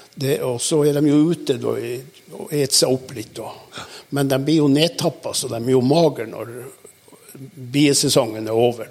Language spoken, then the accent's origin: Norwegian; Balsfjord, Troms, Norway; det er sånn i Balsfjorden, indre Balsfjord, der jeg kommer ifra